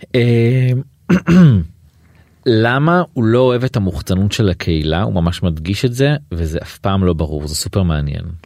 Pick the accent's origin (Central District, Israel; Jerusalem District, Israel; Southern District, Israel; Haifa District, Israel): Haifa District, Israel; Atlit; also born or lived in Tel Aviv; now in Haifa, Israel; גרתי, גדלתי בעתלית